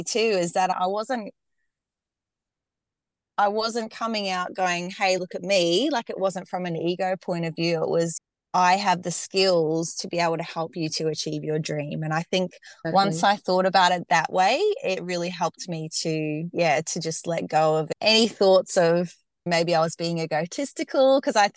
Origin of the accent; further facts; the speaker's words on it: Australia; accent: Australian; I'm based in Australia, if you couldn't tell from my accent already